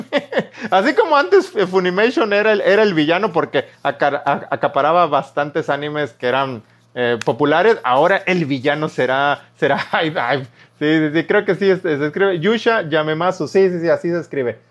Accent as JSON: {"language": "Spanish", "region": "Veracruz", "country": "Mexico", "said": "Soy jarocho."}